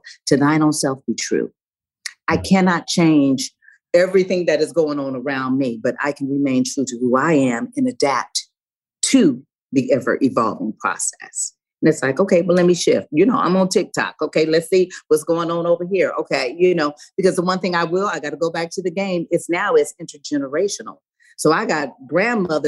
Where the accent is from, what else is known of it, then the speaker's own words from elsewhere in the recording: Los Angeles, California, United States; I grew up in South Central